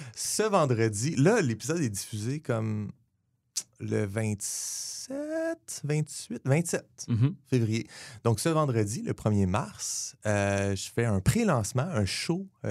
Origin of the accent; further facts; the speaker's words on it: Le Gardeur, Quebec, Canada; je viens de Le Gardeur